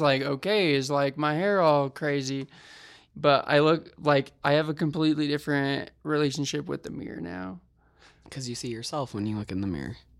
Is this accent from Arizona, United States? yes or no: no; West Point, Utah, United States; moved away; Where I come from? West Point is where my parents live, which nobody normally knows where that's at. It's very far west.